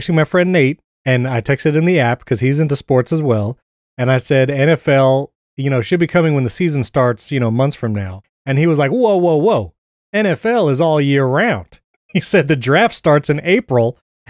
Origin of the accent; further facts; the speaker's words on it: New York, United States; now in Tampa, United States; I mean, I guess I'm near Tampa, so I chose like the Rays. And because I'm from New York